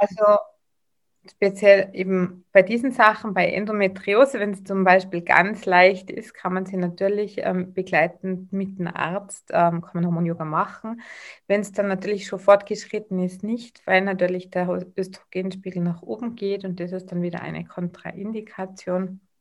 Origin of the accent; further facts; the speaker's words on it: Tyrol, Austria; accent: Tyrolean; Ich bin aus Tirol, wie man wahrscheinlich ein wenig hören wird.